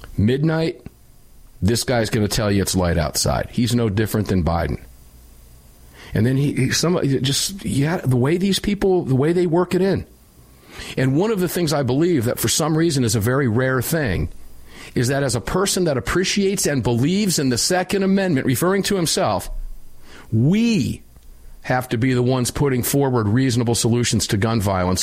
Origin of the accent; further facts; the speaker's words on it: Tampa, Florida, United States; my hometown in Tampa, Florida